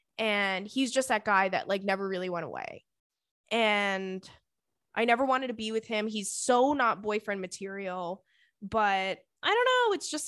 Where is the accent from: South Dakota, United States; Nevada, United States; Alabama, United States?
Nevada, United States; Las Vegas; I've been single all my life, literally. I'm born and raised in Las Vegas, besides the years that I left for college